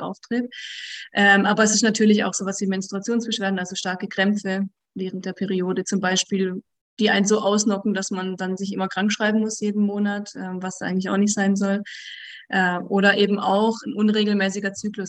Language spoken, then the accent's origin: German; directly at the Swiss border, Baden-Württemberg, Germany; also born or lived in Switzerland; ich komme aus dem Süden von Deutschland noch, also direkt an der Schweizer Grenze